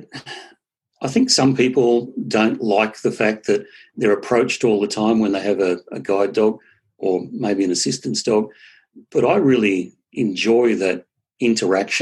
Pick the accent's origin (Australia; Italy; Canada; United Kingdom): Australia; South coast of New South Wales; I'm actually from New South Wales